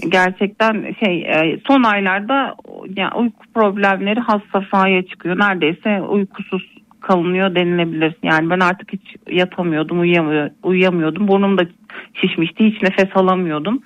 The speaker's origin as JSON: {"language": "Turkish", "town": "Elbistan", "region": "Kahramanmaraş", "country": "Turkey", "tie": "born or raised there", "also_born_or_lived": "Kütahya", "moved": "as an adult", "said": "Zaten memleketim ailemin yanına geldim onlara destek olmak adına. İyi. Elbistan'dayım şu"}